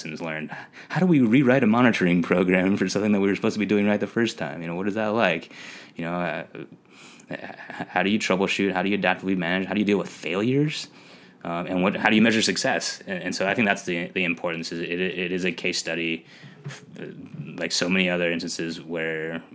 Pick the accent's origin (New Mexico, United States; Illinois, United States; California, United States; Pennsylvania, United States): California, United States; Long Beach; I am born and raised in Long Beach, California, the LBC